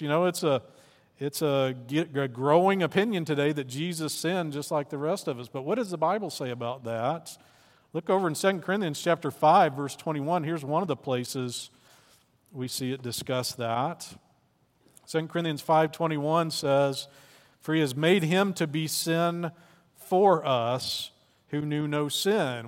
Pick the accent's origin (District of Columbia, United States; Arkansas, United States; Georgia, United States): Arkansas, United States; I'm from Arkansas